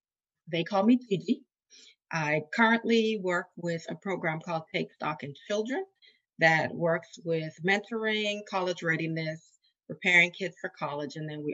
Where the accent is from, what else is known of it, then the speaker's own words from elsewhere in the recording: Bahamas; moved away as an adult; also born or lived in Valdosta, Georgia / Hollywood, Florida; now in Tallahassee, United States; Okay, I'm originally from the Bahamas, but I live in Tallahassee, Florida. I've been here since, almost 20 years.